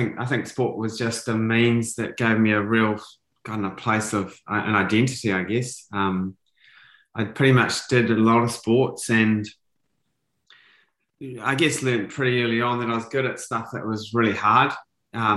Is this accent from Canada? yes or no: no; New Zealand; I was a typical kid growing up in New Zealand